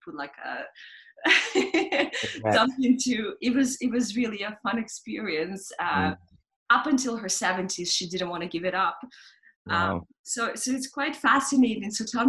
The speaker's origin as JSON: {"language": "English", "region": "Moscow", "country": "Russia", "tie": "born or raised there", "moved": "yes", "said": "I grew up in Moscow in much colder climates"}